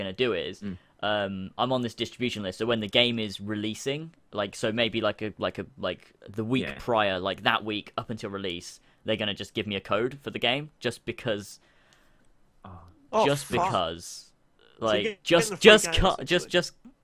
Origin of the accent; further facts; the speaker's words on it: England, United Kingdom; I'm English